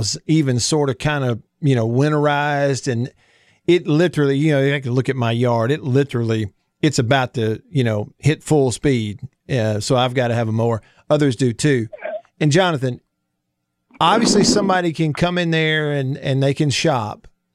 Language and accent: English; Alabama, United States; I grew up born and raised in Alabama